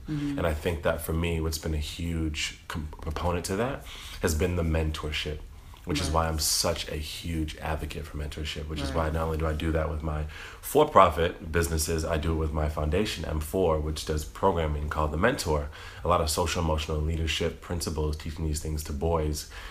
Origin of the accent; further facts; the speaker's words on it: East Coast of Massachusetts, United States; I grew up in the East Coast of Massachusetts, in the state of Massachusetts